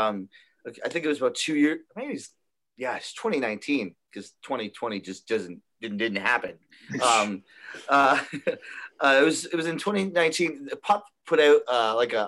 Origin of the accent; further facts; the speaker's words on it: Toronto, Ontario, Canada; we're from Toronto